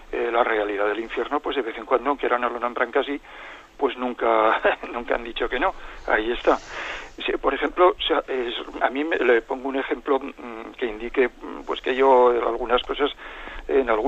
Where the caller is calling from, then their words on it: Zaragoza, Aragon, Spain; de Zaragoza.